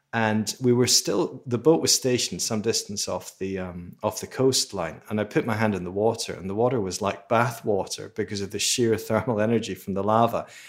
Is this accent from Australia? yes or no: no; Edinburgh, Scotland, United Kingdom; I grew up in Edinburgh in Scotland